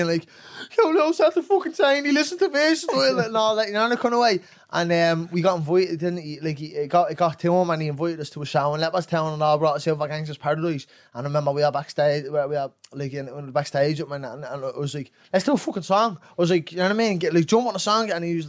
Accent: England, United Kingdom; I'm a fucking young fella growing up in England.

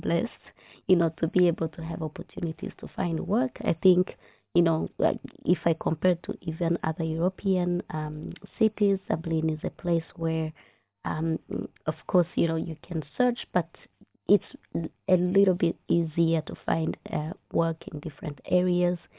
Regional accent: Rwanda; moved away as an adult; now in Ireland; my home country. So we call Rwanda a country of a thousand hills

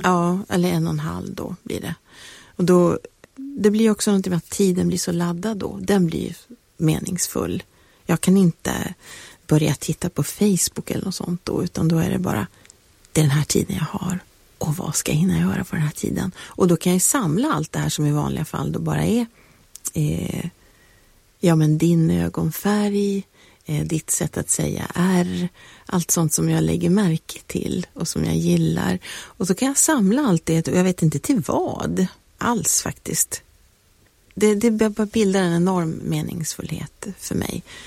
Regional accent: Piteå, Norrbotten County, Sweden; moved away; när jag åkte tillbaka till Piteå där jag är uppvuxen

